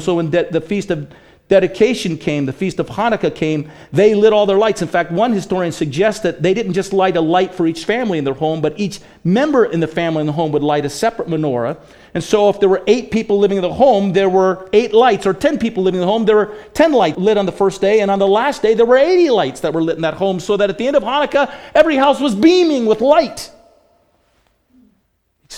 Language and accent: English; Bainbridge Island, Washington, United States; now in Boise, United States; when we were little kids growing up on Bainbridge Island